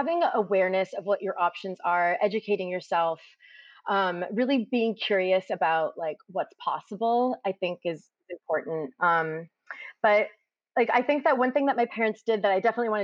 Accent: Hayward, California, United States; I grew up in Hayward, and growing up, my dad was a factory worker

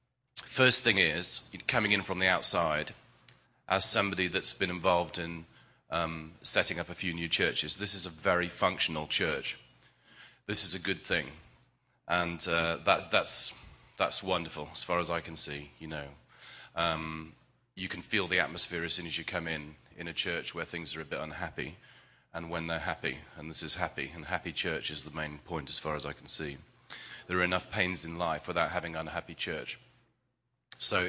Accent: England, United Kingdom; I'm English

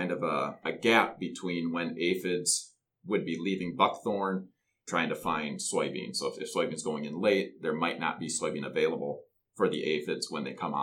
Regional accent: just north of the Twin Cities, Minnesota, United States; I grew up in Minnesota, just north of the Twin Cities

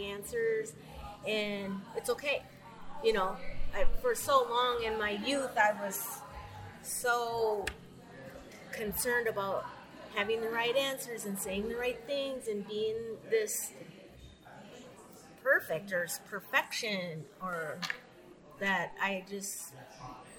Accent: Minnesota, United States; I started out young, living in Minnesota as a person of color

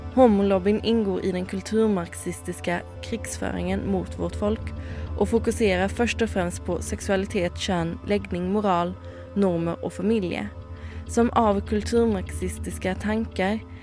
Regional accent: Sweden; moved away; jeg er fra Sverige

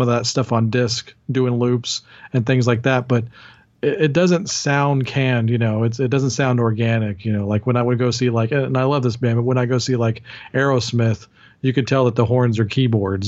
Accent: Dallas-Fort Worth area, Texas, United States; I'm from the Dallas-Fort Worth area in Texas

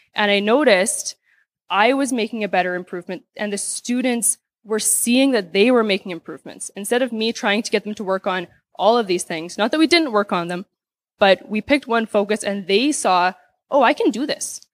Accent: Saskatoon, Saskatchewan, Canada; I'm from Saskatoon, Saskatchewan

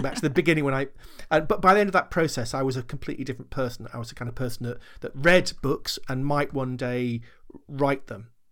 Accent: Sherborne, United Kingdom; local library in the village where, where I was growing up in Sherborne

